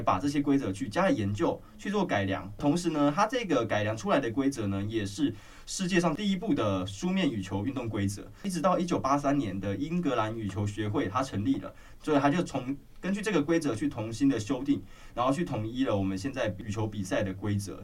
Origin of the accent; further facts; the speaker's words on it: Taiwan; 也是我们台湾人体育课必，一定会去打，一定会去学的一个运动